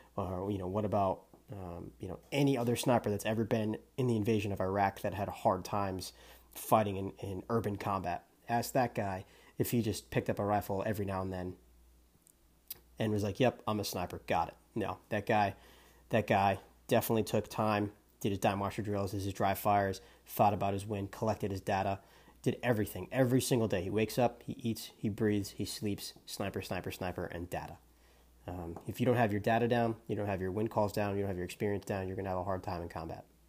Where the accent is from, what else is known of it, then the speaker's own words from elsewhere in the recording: New Hampshire, United States; I'm from New Hampshire